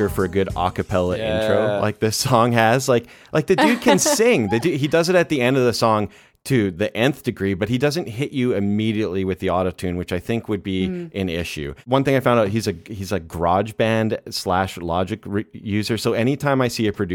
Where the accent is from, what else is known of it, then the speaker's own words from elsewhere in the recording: Canada; growing up in Canada